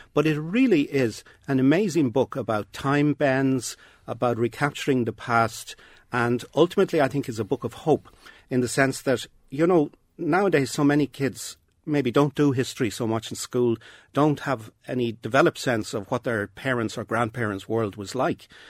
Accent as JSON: {"language": "English", "town": "Dublin", "region": "Leinster", "country": "Ireland", "tie": "born or raised there", "said": "when I grew up in Dublin"}